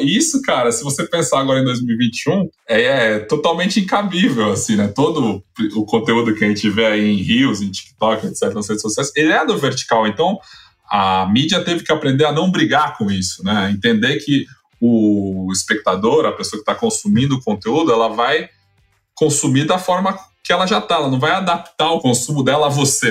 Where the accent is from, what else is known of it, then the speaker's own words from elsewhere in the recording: São Paulo, Brazil; sou de São Paulo, cresci nos anos 90, é, bairro nobre aqui de São Paulo